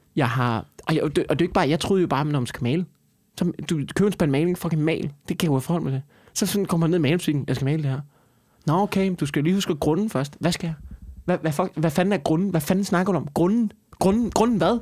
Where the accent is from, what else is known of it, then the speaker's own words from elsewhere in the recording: Copenhagen, Capital Region of Denmark, Denmark; som københavner